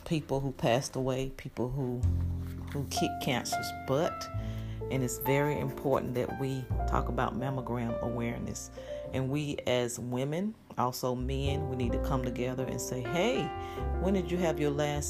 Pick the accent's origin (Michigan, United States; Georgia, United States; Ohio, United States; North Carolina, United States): North Carolina, United States; Greensboro; We grew up in Greensboro, North Carolina